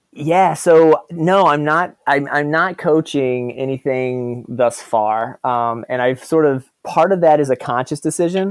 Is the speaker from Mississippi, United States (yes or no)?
no; Virginia, United States; also born or lived in Texas; growing up in the South